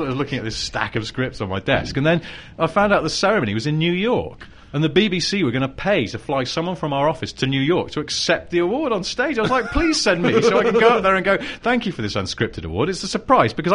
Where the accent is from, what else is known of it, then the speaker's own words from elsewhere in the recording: England, United Kingdom; I'm English